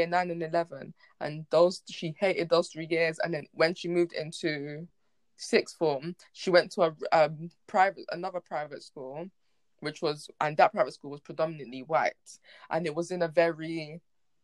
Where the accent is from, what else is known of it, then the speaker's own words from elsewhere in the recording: London, United Kingdom; also born or lived in Hackney, London / Chingford, London; Then I lived in Edmonton for about 14, maybe 15 years